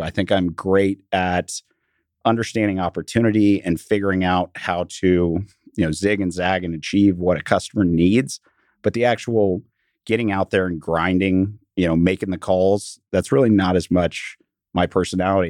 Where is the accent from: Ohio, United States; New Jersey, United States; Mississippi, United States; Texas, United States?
Texas, United States; Dallas; I grew up in Dallas, went to Highland Park High School